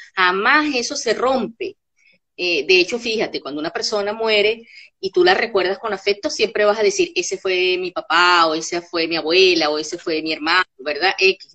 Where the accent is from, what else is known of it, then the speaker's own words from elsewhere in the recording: Caracas, Capital District, Venezuela; moved away as an adult; also born or lived in Capacho, Táchira, Venezuela; now in Buenos Aires, Argentina; yo nací en las tierras andinas de Venezuela, en un pueblito muy cerquita de San Cristóbal que se llama Capacho. Pero en realidad desde muy chica, eh, bueno, mi familia, mis padres se fueron para Caracas y ahí crecí